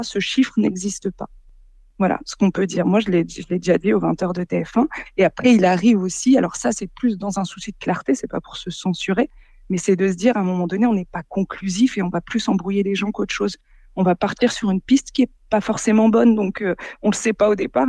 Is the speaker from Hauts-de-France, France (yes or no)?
yes; Boulogne-sur-Mer, Hauts-de-France, France; j'ai grandi, bah, je suis née à Boulogne-sur-Mer, j'y ai grandi